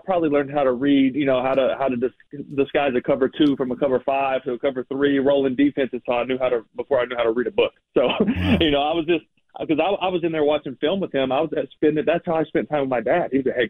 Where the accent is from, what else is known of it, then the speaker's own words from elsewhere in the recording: Texarkana, Texas, United States; also born or lived in Greenville / Wolf City; Like I said, I grew up in a real small town. I was born in Greenville, Texas. I lived in a small town called Wolf City. It's like 1,500 people, real small school, obviously. Then we moved to Texarkana when I was 10, and 4 high schools in there.